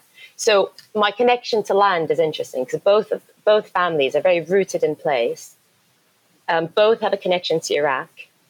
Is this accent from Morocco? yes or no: yes; Morocco; also born or lived in United Kingdom / Yemen; So I was born in England, born in Surrey, moved to Morocco. So my childhood was in Morocco for 10 years and then in Yemen.